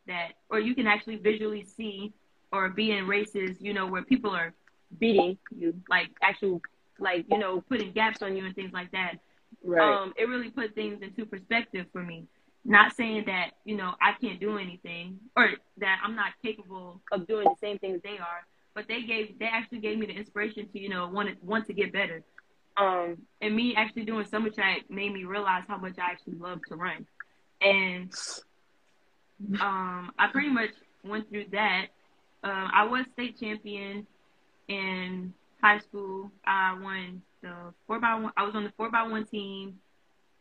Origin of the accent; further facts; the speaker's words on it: Georgetown, South Carolina, United States; Growing up in a small community, coming from a small town, going to a small high school